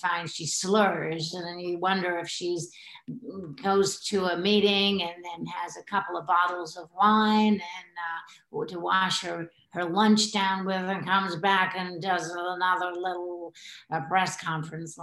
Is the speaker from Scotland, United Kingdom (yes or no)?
no; Hull, Yorkshire and the Humber, United Kingdom; also born or lived in New Zealand; now in Poole, United Kingdom; I'm from Hull, but I live in Poole